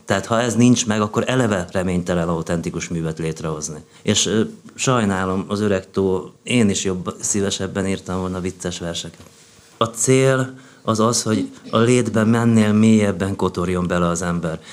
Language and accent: Hungarian; Hungary; now in Budapest, Hungary; én egy olyan családba születtem, amelyik még Freud előtt élt. Tehát ugye, nagyjából ugye ez a vidéki Magyarország a 60-as években